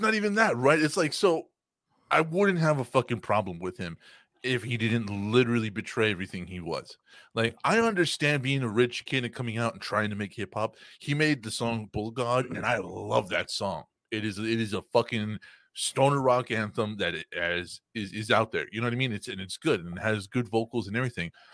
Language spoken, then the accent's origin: English; Texas, United States; I am from Texas